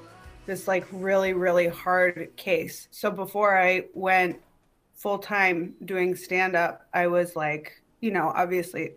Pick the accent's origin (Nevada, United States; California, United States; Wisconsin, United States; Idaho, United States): Wisconsin, United States; Milwaukee; moved away as an adult; also born or lived in Chicago; now in Los Angeles, United States; I'm from Milwaukee. Milwaukee. I moved here from Chicago. Yeah, I did 3 years of stand-up in Milwaukee and then three in Chicago